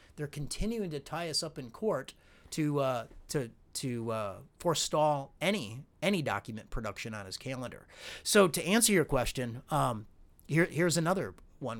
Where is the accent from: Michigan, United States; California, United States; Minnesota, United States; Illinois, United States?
Illinois, United States; I'm from Illinois.